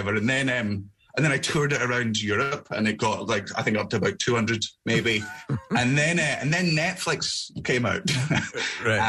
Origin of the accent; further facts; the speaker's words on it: Scotland, United Kingdom; I'm Scottish